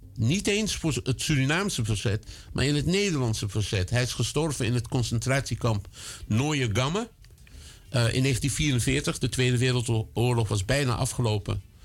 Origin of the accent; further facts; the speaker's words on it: Netherlands; Ik woon 68 jaar hier. ik ben hier gevormd.